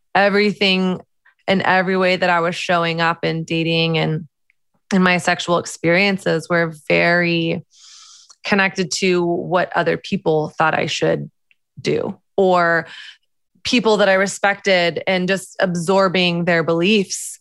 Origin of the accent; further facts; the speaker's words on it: the South, United States; moved away as an adult; now in New York, United States; I grew up in the South, which is very conservative Christian